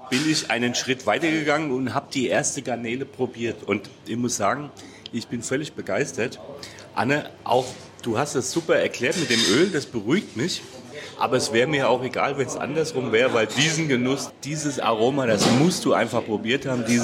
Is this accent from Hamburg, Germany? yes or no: no; Hesse, Germany; Also ich stelle als Hesse sagen, muy bien.